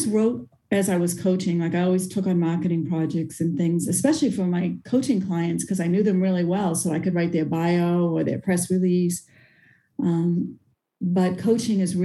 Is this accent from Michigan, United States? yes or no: no; Boston, Massachusetts, United States; moved away as an adult; also born or lived in Arizona; now in Cary, United States; I'm from Cary, North Carolina today, and originally from Boston.